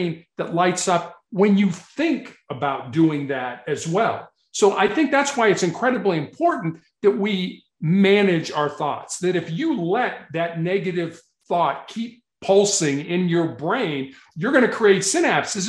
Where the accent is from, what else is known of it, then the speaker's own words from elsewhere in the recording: Chicago, Illinois, United States; growing up in Chicago